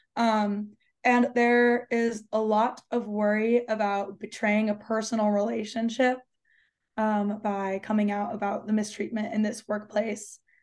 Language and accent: English; Oregon, United States; moved away; I'm from Oregon, um, in my home county, minimum wage was $14 an hour